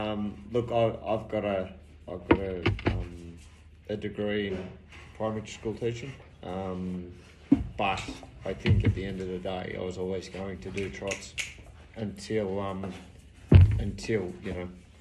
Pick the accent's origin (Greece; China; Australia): Australia; Bathurst, New South Wales; I was born in Bathurst. Raised at Lagoon. I've never really left. Just been here all my life. I lived down the road. Mum and Dad built a new house, so we moved over there, and then I ended up moving back to the old house.